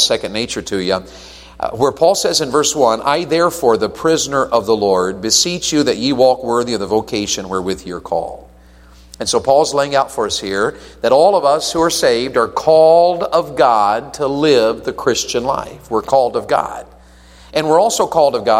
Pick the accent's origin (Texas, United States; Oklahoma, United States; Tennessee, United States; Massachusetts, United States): Tennessee, United States; I'm from Tennessee